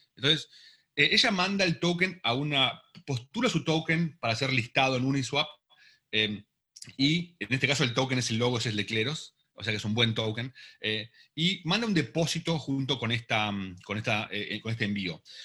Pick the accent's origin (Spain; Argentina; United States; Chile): Argentina; yo soy argentino